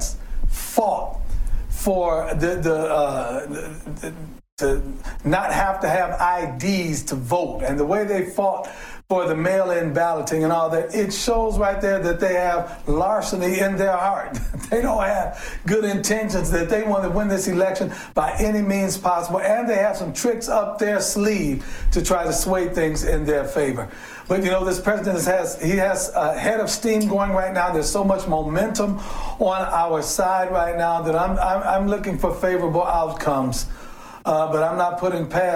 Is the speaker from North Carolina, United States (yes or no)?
no; Cleveland, Ohio, United States; my hometown, Cleveland, Ohio